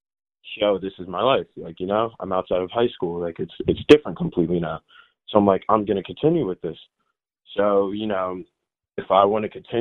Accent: Delran, New Jersey, United States; also born or lived in Minnesota / Willingboro, New Jersey; I was born in Minnesota, moved out of Minnesota in 05, moved to New Jersey.

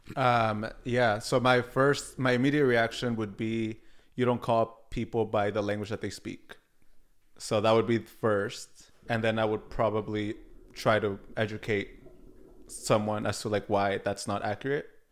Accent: Oregon, United States; also born or lived in Oaxaca, Mexico; I was born in Mexico, but I was raised in Oregon and specifically live in Portland, Oregon now

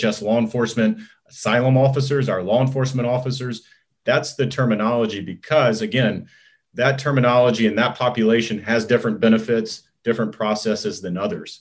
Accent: Texas, United States; I grew up in Texas

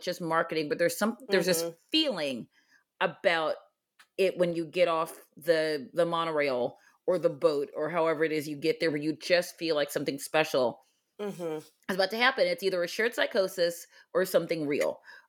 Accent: Baltimore, Maryland, United States; Lynn and I grew up going to theme parks. We grew up here in Baltimore.

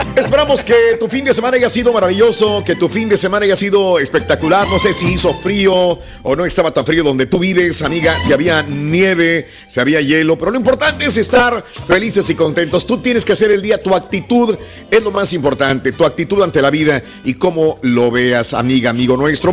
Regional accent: Mexico; uno como latino, como mexicano, como eh, es, vives muy arraigados de las tradiciones

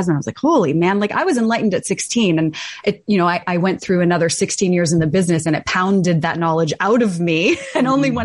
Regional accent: Toronto, Ontario, Canada; moved away as an adult; now in East Coast, Canada; I grew up in Toronto. I was born in Toronto, raised in Toronto, went to U of T

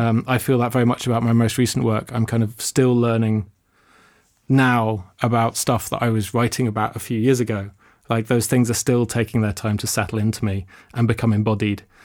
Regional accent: London, United Kingdom; I grew up in London.

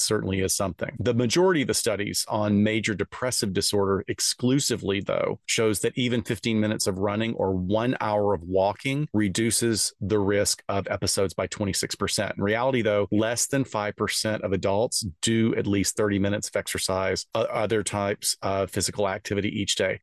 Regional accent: the South, United States; I'm from the South

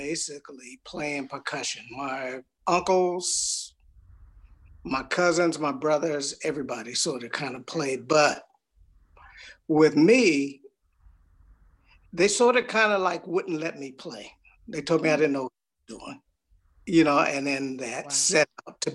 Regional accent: Los Angeles, California, United States; I'm born and raised in Los Angeles, California.

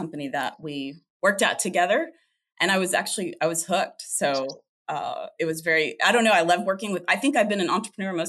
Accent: Oklahoma, United States; moved away as an adult; now in Texas, United States; I grew up in Oklahoma and then moved to Texas about 8 years ago

